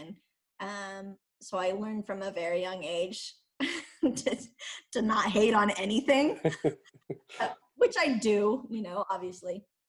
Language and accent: English; California, United States; moved away as an adult; also born or lived in Iceland; now in Switzerland